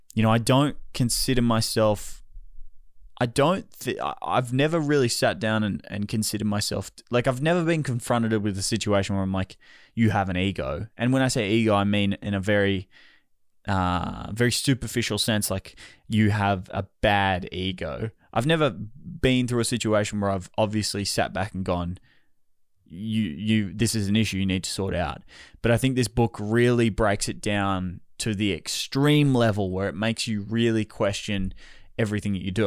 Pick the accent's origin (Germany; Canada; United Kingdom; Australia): Australia; as the Australian public here in Melbourne